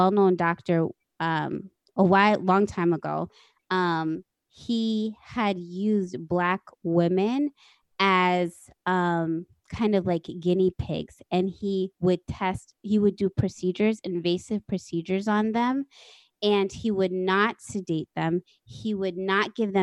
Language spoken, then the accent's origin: English; Texas, United States; I was born actually in Texas